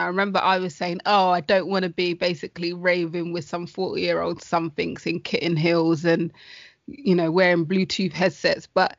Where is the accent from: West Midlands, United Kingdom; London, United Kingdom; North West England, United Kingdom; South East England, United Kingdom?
London, United Kingdom; I grew up in Hackney. I was born in Hackney.